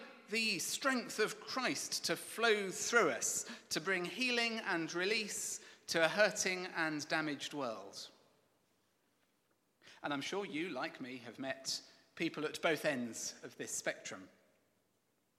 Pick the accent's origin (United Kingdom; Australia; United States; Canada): United Kingdom; England; I'm English.